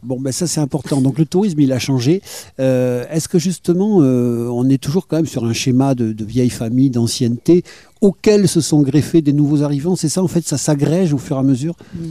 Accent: Bordeaux, Nouvelle-Aquitaine, France; quand j'étais enfant et que je venais ici en tant que Bordelais

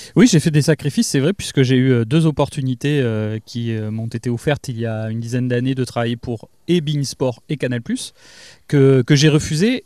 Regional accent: Lège-Cap-Ferret, Nouvelle-Aquitaine, France; j'ai grandi à Claoué, j'y ai passé mon enfance

